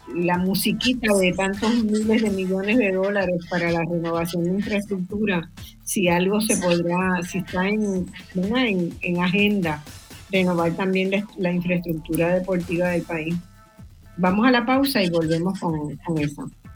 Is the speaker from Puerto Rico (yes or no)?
yes; Caguas, Puerto Rico; Yo soy de Caguas